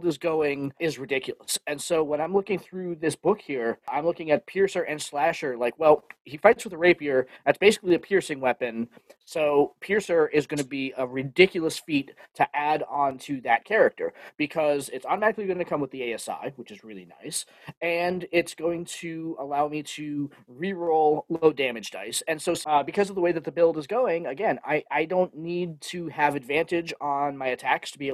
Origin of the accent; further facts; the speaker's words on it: Boston, Massachusetts, United States; I'm from Boston